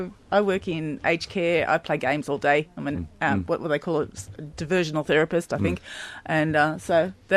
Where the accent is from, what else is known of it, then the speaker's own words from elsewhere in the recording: Sydney, New South Wales, Australia; moved away as an adult; also born or lived in Dubbo; now in Aberdeen, Australia; we've only been here 2 years. We came here from Dubbo. We moved, both grew up in Sydney, and when we were first married, Earl was working for Shell, and so we moved to Dubbo